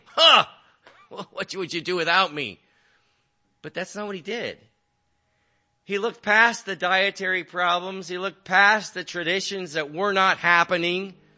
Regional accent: California, United States; I'm from California

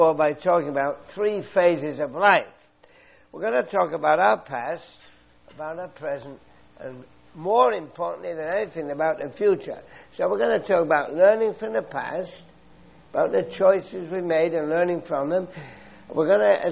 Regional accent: London, United Kingdom; now in Canada; I come from England.

